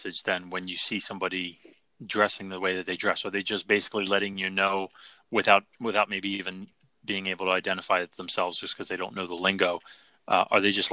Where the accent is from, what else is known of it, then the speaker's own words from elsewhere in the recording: Philadelphia, Pennsylvania, United States; I'm from Philly